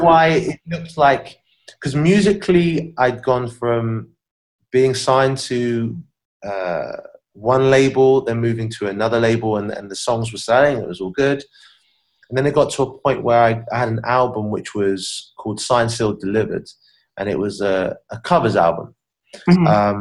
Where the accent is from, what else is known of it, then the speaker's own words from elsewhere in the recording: Southampton, South East England, United Kingdom; moved away as an adult; also born or lived in Miami; when I was growing up in Southampton as a kid